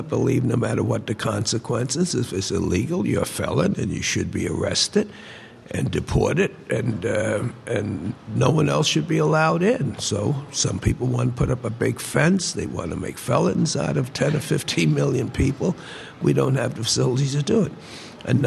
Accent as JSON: {"language": "English", "town": "New York City", "region": "New York", "country": "United States", "said": "I'm from Harlem"}